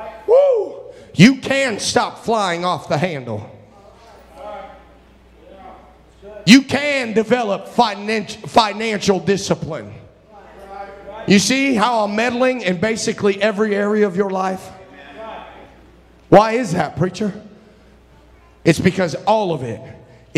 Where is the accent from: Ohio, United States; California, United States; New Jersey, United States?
Ohio, United States; Cincinnati; I grew up in Brother Pasley's church in Cincinnati